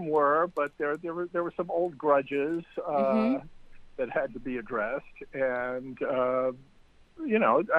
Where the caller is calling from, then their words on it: Los Angeles, California, United States; Los Angeles. Sunny, sweltering Los Angeles.